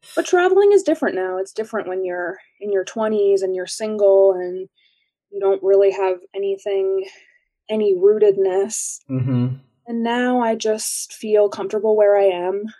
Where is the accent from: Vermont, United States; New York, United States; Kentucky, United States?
New York, United States; Lake Placid; born or raised there; moved away